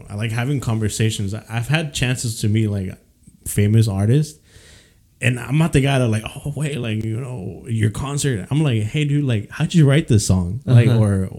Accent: Mexico City, Mexico; moved away; I'm originally from Mexico City

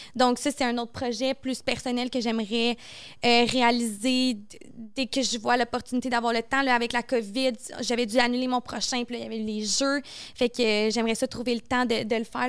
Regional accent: Montreal, Quebec, Canada; c'est ici, chez nous, à Montréal

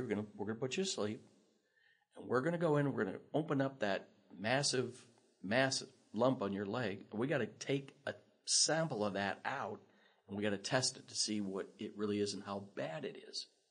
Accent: Lincoln, Nebraska, United States; I grew up here in Lincoln

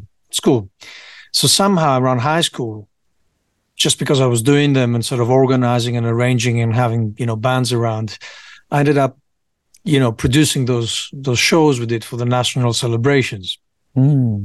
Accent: Piraeus, Attica, Greece; moved away as an adult; also born or lived in United Kingdom; I grew up in Greece mostly

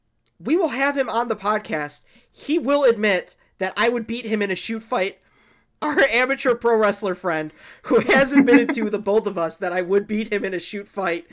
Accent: Detroit, Michigan, United States; we're from Detroit

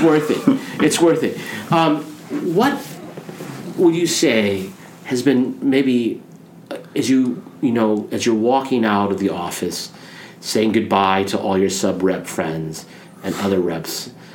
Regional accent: Nebraska, United States; I come from Nebraska

